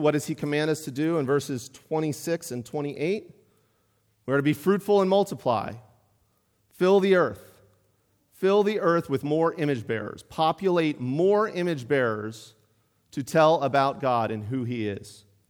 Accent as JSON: {"language": "English", "town": "Pittsburgh", "region": "Pennsylvania", "country": "United States", "tie": "born or raised there", "moved": "yes", "lives_now": "Mount Airy, United States", "said": "I grew up in Pittsburgh"}